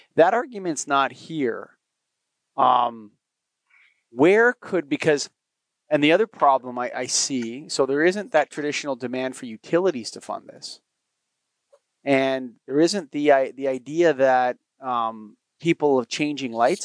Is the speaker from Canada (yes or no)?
yes; Canada; I'm a Canadian